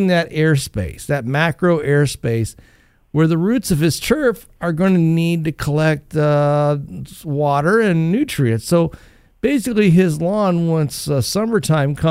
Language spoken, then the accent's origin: English; Northwest Ohio, United States; as a kid growing up in Northwest Ohio